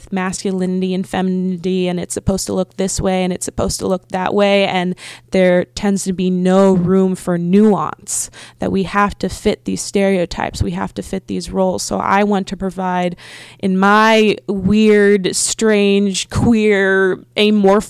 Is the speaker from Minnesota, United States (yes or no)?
no; Philadelphia, Pennsylvania, United States; moved away; I'm originally from Philly, but for a while we lived in the middle of nowhere